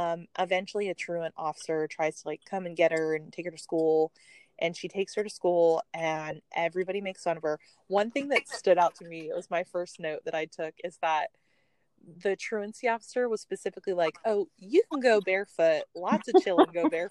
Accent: the South, United States; we're both from the South. And even though I'm not from the Outer Banks of North Carolina, I did grow up in knowing people like this.

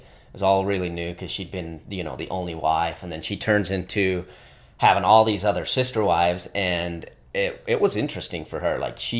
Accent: Sandy, Utah, United States; born there; So, yeah, I was born up in Sandy, Utah.

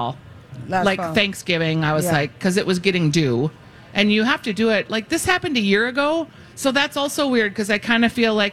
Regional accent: Minnesota, United States; I'm from Minnesota, after all.

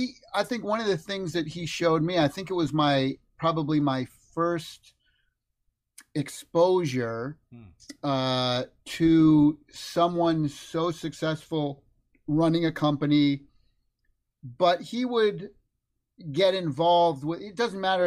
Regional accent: Massachusetts, United States; moved away as an adult; also born or lived in California; I grew up in Massachusetts and, you know, very tight, close Italian family. And I'm the youngest son, youngest child.

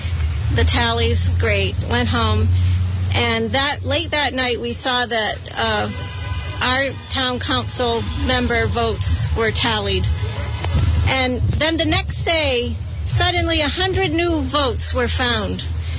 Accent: Jamestown, Rhode Island, United States; It's not far in Rhode Island.

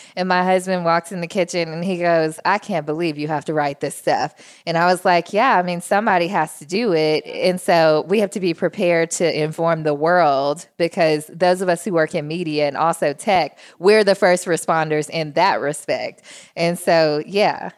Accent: Jackson, Tennessee, United States; moved away as an adult; also born or lived in Memphis, Tennessee; now in Nashville, United States; I grew up in Jackson, Tennessee, which is the only city between here and Memphis

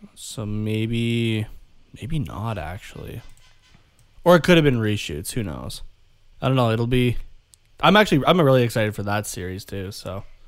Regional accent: Canada; we're from Canada

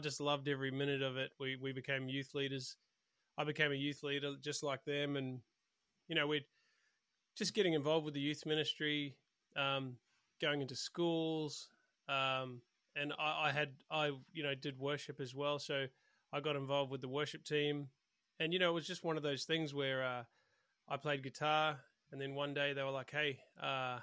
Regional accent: New Zealand; moved away as an adult; now in Australia; Yeah, I grew up in New Zealand, and I came over to do Hillsong

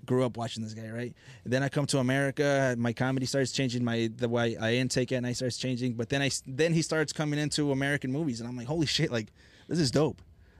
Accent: Mexico; now in United States; because I grew up in Mexico

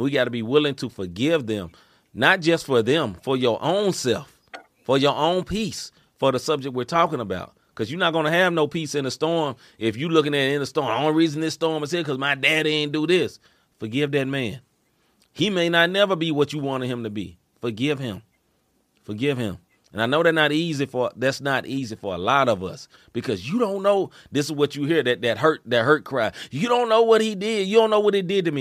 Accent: Memphis, Tennessee, United States; moved away as an adult; now in St. Louis, United States; I grew up in Memphis, Tennessee. I moved to St. Louis 10 or 12 years ago.

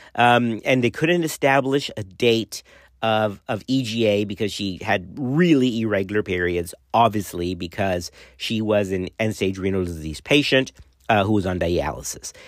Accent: Laredo, Texas, United States; growing up in Laredo, uh, around that time, right, it was seventies-ish

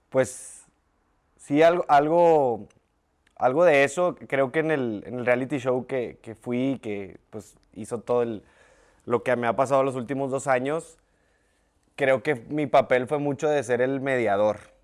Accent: Monterrey, Nuevo León, Mexico; De los 0 a los 18 años de mi vida en la Linda Vista

